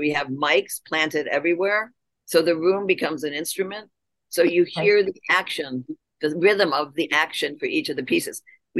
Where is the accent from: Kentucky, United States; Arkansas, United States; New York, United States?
New York, United States; accent: upstate New York; I learned how to lose my accent from upstate New York.